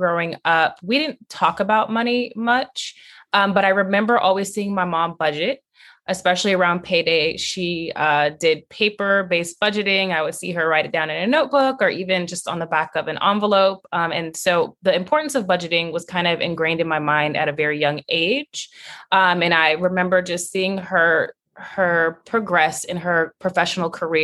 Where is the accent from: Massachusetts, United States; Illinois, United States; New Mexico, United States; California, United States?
California, United States; Long Beach; I was raised in Long Beach, California